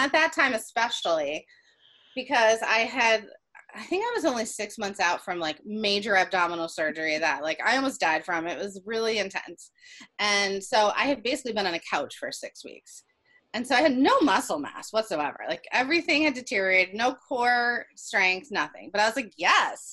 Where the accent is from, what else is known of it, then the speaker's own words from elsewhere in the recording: Ohio, United States; also born or lived in Philadelphia; now in Virginia, United States; we're from Ohio, but we moved here from Philly